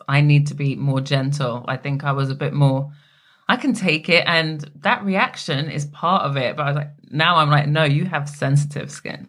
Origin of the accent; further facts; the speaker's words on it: England, United Kingdom; So where are you from? I said England. No, but where are you really from? Oh, my dad's Jamaican.